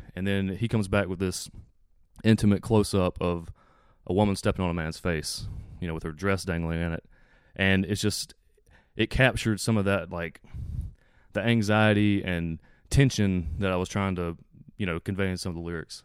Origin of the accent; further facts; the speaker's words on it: South Georgia, United States; I live in South Georgia.